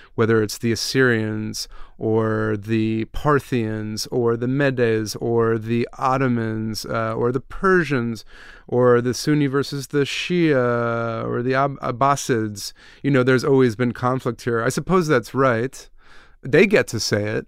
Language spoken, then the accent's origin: English; United States; moved away as an adult; also born or lived in Iraq; I'm an American who's lived abroad for seven years